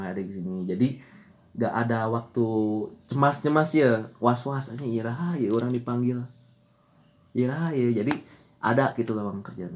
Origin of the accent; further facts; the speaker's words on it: Garut, West Java, Indonesia; sebagai orang Garut